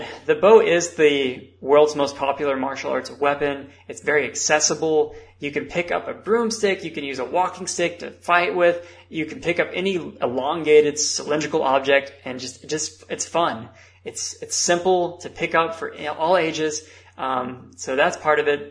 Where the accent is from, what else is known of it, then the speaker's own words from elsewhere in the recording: United States; I am American